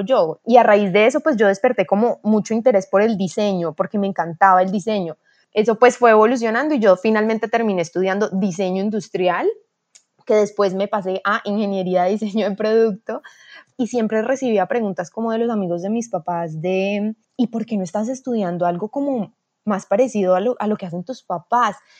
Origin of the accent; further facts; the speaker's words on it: Cali, Valle del Cauca, Colombia; soy de Cali, Colombia